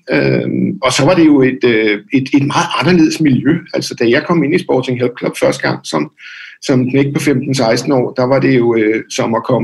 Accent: Dragør, Capital Region of Denmark, Denmark; also born or lived in Copenhagen; i Drage oprindeligt, okay, ja. Øh, men har, har boet sådan i København det meste af mit voksne liv.

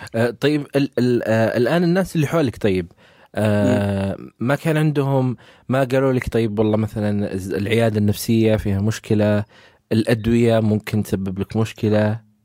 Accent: Saudi Arabia; عندنا في السعوديه

